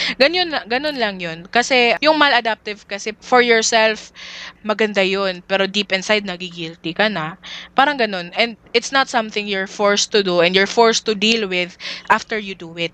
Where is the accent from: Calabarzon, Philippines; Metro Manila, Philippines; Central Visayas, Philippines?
Central Visayas, Philippines; Dumaguete; I'm from Dumaguete City